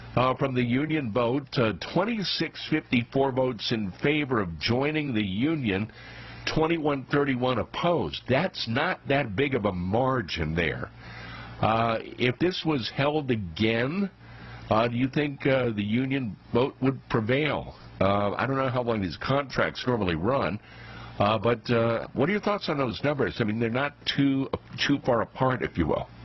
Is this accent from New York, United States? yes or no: yes; New York City, New York, United States; New York's Staten Island, my hometown